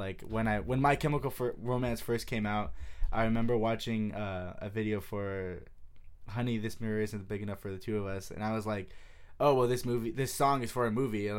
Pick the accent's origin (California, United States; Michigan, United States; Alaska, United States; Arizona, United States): California, United States; San Jose; San Jose.